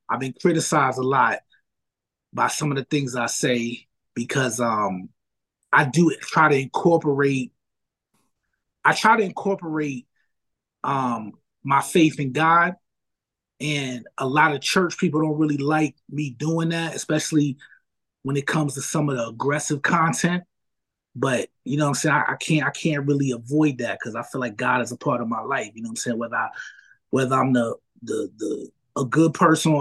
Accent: New York City, New York, United States; So I'm from the Bronx. So when I was growing up in the Bronx, I used to rap

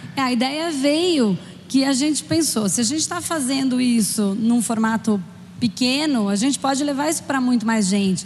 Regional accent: São Paulo, Brazil; also born or lived in Spain; eu sou de São Paulo

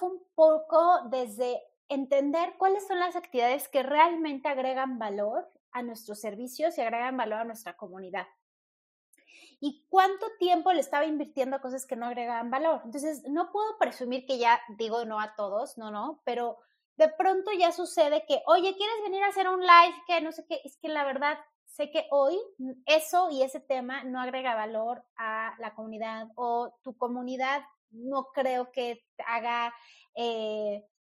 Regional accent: Mexico

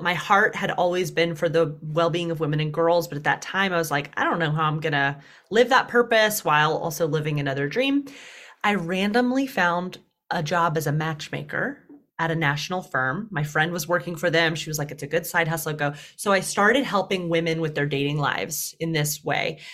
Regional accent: Deep South, United States; accent: twang; moved away as an adult; now in New York, United States; I was raised as an unapologetic feminist in the Deep South

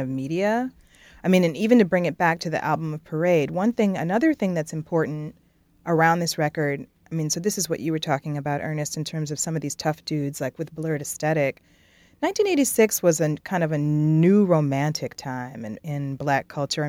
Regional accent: Detroit, Michigan, United States; moved away as an adult; also born or lived in Minneapolis; born and raised in Detroit and then spent 13 years working in Minneapolis

